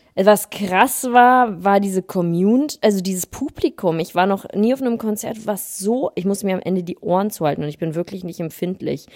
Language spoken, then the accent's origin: German; the North, Northern Germany, Germany; moved away; bin frisch zurück aus dem Norden, da wo ich herkomme.